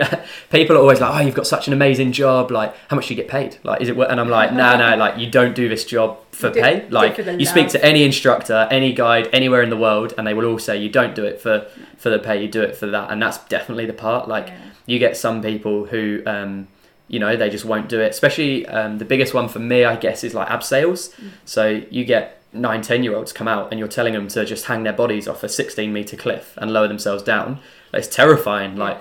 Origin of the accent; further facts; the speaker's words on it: England, United Kingdom; now in New Zealand; being English, we don't have bush in the UK